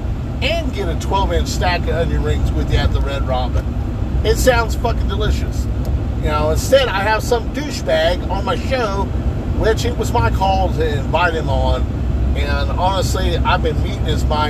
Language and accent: English; United States; I was born in the United States